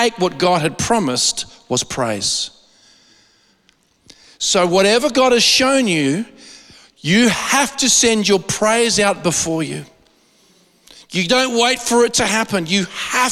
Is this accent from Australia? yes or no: yes; Australia; I'm an Aussie